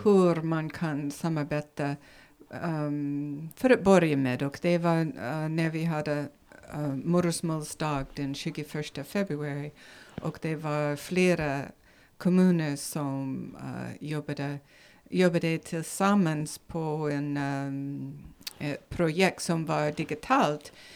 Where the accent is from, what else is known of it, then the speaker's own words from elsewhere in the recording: Nevada, United States; Swedish is a second language; moved away as an adult; now in Sigtuna, Sweden; från ursprungligen från USA, Nevada i USA